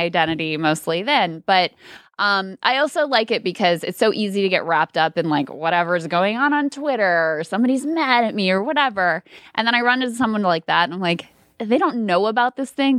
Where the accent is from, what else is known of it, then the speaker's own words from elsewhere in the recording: King George, Virginia, United States; I live in the town that I grew up in, i, King George, where I grew up, high school, all that stuff